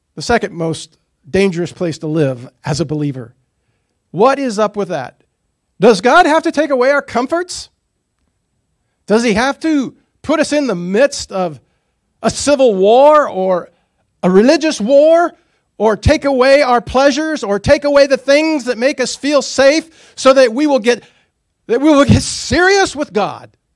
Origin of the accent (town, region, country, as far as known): United States